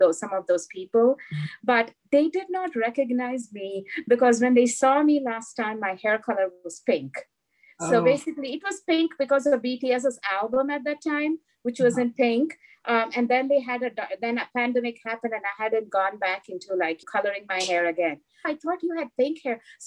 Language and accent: English; India; moved away; growing up in India